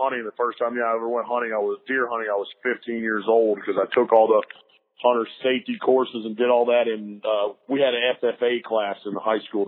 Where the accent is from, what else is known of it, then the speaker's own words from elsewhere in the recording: Lake Norman, North Carolina, United States; I grew up on Lake Norman.